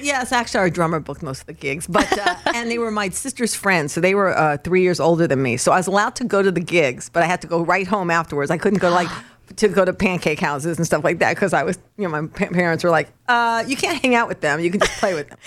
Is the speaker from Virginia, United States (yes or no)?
no; Los Angeles, California, United States; moved away as an adult; also born or lived in New York / Nashville; I was born in New York but raised in Los Angeles